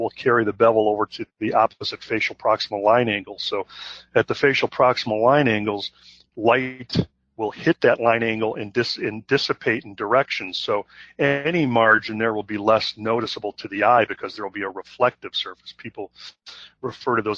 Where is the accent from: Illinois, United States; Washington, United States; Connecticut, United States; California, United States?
Illinois, United States; Chicago; I'm from Chicago